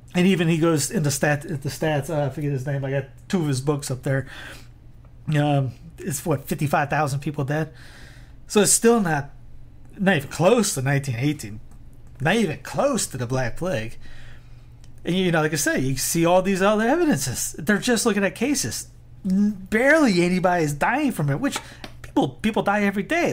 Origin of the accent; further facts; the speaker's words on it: South Carolina, United States; now in North Carolina, United States; I'm in North Carolina. My home ta-, my home state of South Carolina